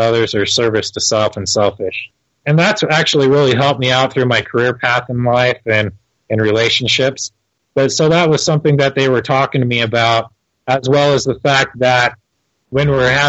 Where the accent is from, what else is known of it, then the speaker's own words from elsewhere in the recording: Torrance, California, United States; now in Utah, United States; I was born in Torrance, California.